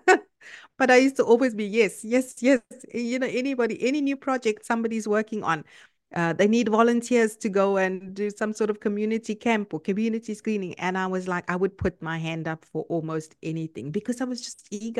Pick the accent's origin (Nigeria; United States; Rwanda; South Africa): South Africa; moved away as an adult; now in Canada; I'm South African, uh, by nationality, and I live in Canada now for the past two years